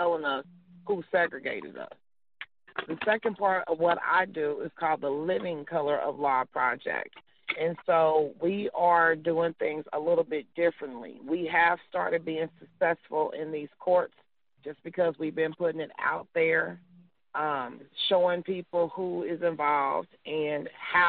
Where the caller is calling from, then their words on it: Missouri, United States; I am calling from Missouri